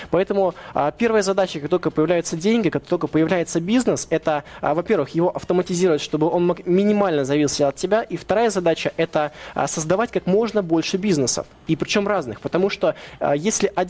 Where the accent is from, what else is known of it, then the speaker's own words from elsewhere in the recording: Russia; born there; Может быть, мне повезло то, что я родился в России, то, что я не проживал вот этих вот, вот мероприятий, там, событий, которые были в 90-х.